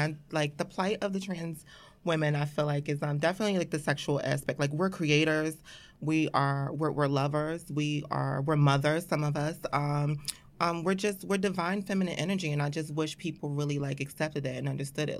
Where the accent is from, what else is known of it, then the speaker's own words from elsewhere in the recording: Philadelphia, Pennsylvania, United States; moved away as an adult; also born or lived in Atlanta; now in New York, United States; born and raised in Philadelphia